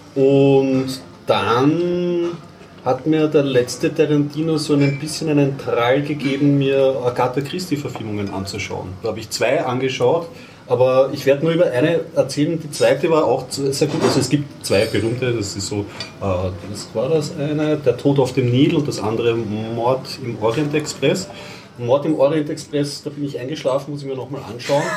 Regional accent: Austria; als Österreicher

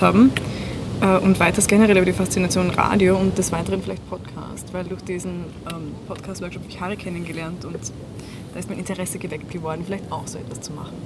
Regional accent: Styria, Austria; moved away as an adult; now in Vienna, Austria; ich komme ursprünglich aus der Steiermark, wohne seit drei oder vier Jahren jetzt schon in Wien

